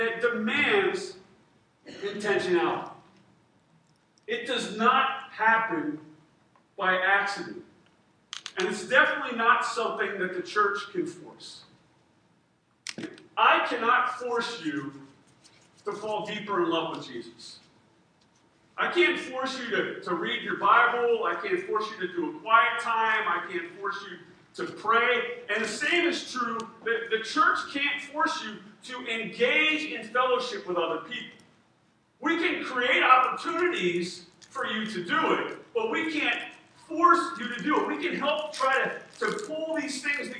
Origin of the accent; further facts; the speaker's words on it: Harrisburg, Pennsylvania, United States; also born or lived in Redondo Beach, California; I grew up in Harrisburg.